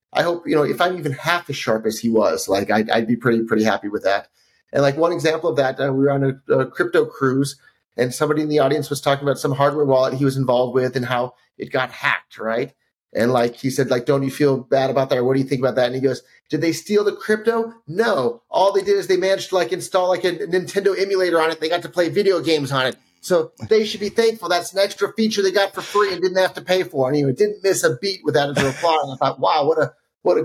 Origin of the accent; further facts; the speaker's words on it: United States; I'm not an American any longer